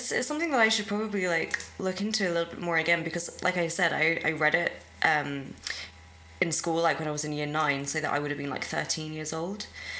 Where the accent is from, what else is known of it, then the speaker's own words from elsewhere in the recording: England, United Kingdom; I'm English